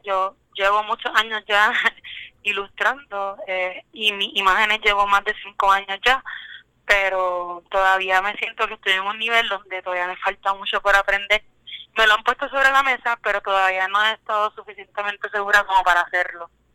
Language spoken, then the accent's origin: Spanish; Caguas, Puerto Rico; yo soy de Caguas, Puerto Rico, eh, y realmente me baso en la vida metropolitana, pero mi hogar siempre va a ser Caguas